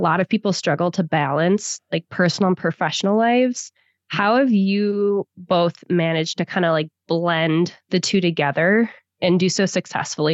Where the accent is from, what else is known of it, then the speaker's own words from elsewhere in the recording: Wisconsin, United States; moved away; I'm from Wisconsin originally. So like very wholesome, like small town